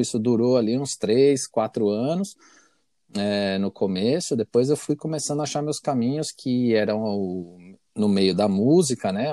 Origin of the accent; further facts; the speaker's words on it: Brazil; moved away; eu sou brasileiro